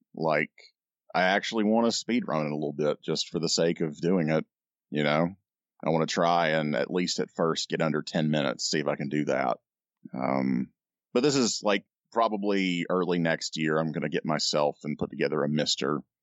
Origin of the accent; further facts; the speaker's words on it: United Kingdom; I'm British